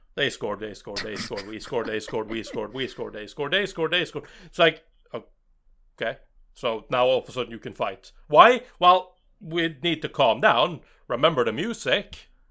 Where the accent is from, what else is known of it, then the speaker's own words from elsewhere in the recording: Norway; I'm from Norway